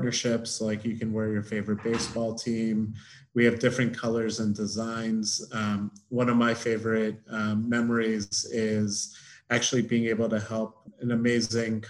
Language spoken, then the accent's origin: English; Baltimore, Maryland, United States; growing up in Baltimore, lacrosse is a big sport